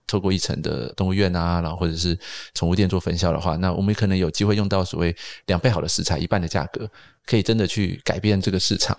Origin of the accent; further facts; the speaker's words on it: Taipei, Taiwan; 我们小时候是在阳明山长大的